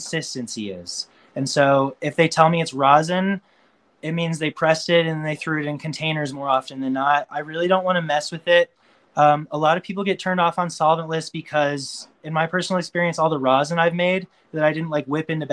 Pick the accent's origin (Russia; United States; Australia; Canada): United States; Boulder, Colorado; Boulder is very natural and it's where I'm from